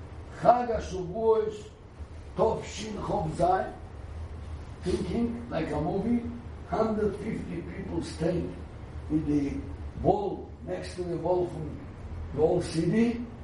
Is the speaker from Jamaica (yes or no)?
no; Jerusalem, Jerusalem District, Israel; I was naive. I come from Eir Shalim, you know. Every building is a yeshiva, Talmud Torah, Kole.